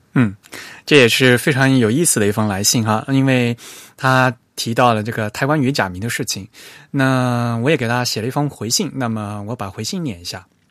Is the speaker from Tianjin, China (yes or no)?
no; Fujian, China; 因为当时Free Type的朋友知道我是福建人